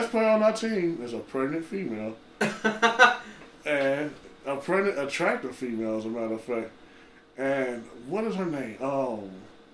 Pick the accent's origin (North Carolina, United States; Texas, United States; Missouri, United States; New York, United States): Missouri, United States; St. Louis; I'm from St. Louis